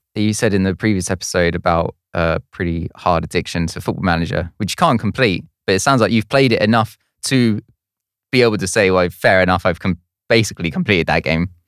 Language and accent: English; Woking, South East England, United Kingdom; moved away; I'm originally from Woking in Surrey